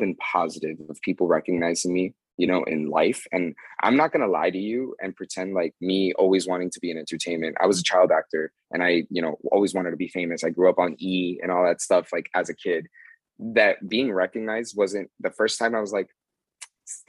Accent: Miami, Florida, United States; moved away as an adult; now in Las Vegas, United States; I'm from South Florida. I'm from Miami

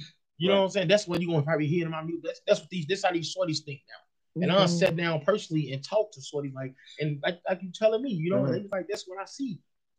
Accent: Chicago, Illinois, United States; I'm from Chicago.

